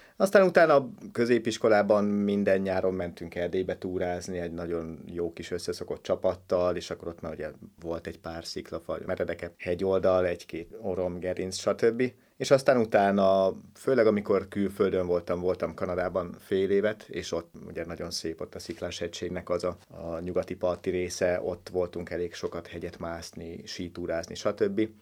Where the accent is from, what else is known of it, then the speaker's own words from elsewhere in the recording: Hungary; én a Börzsönyben nőttem föl.